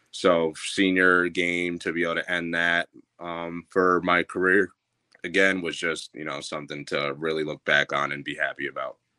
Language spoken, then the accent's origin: English; Troy, New York, United States; born and raised Troy, New York.